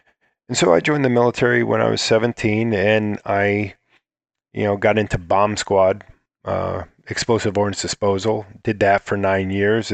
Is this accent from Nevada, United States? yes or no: no; Akron, Ohio, United States; also born or lived in Bath, Ohio; I was in Ohio. I was born in Akron, Ohio, and I, in a farm town called Bath